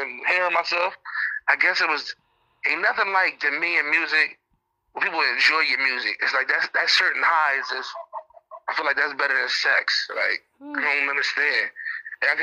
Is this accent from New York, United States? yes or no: no; Camden, New Jersey, United States; I'm originally from Canton, New Jersey, one of the roughest cities in America